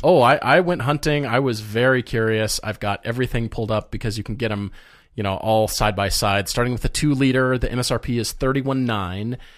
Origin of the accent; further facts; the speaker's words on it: Fort Collins, Colorado, United States; moving to Fort Collins, Colorado. My my hometown where I grew up.